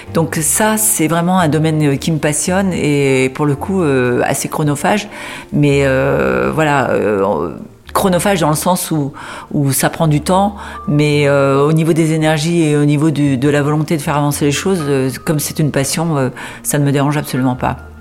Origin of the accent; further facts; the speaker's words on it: Beauvais, Hauts-de-France, France; je suis native de Beauvais, donc je suis picarde